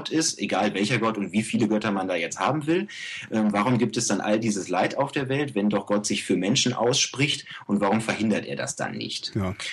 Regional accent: Germany; ja, ich bin Deutscher und ich möchte gerne Ägyptisch lernen

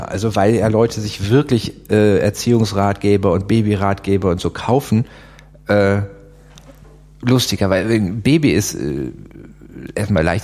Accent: Aachen, North Rhine-Westphalia, Germany; ich bin ja an der Grenze zu Holland

